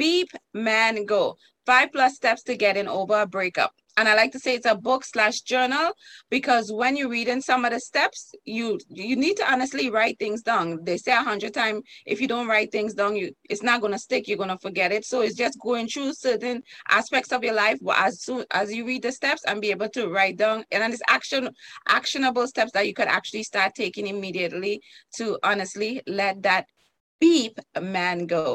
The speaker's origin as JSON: {"language": "English", "country": "Trinidad & Tobago", "also_born_or_lived": "New York", "moved": "yes", "lives_now": "United States", "said": "I'm from Trinidad and Tobago"}